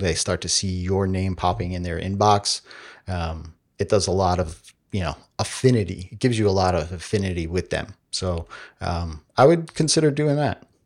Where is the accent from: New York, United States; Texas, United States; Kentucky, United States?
New York, United States; we're from New York